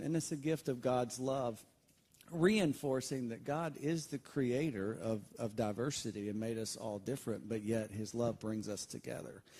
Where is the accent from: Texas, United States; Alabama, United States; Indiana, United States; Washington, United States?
Alabama, United States; Valley; I grew up right north of Auburn, Alabama, in a very small town in Alabama called Valley, Alabama.